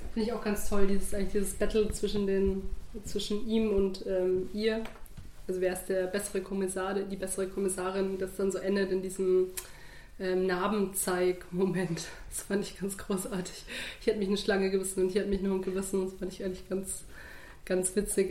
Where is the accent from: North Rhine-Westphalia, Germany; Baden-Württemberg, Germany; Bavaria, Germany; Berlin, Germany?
Bavaria, Germany; als geborene Bayerin